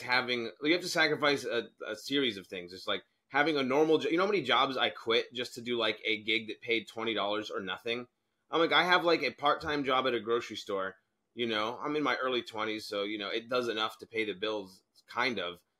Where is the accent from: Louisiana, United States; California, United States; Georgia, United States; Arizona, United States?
Arizona, United States; I'm an American, grew up in Arizona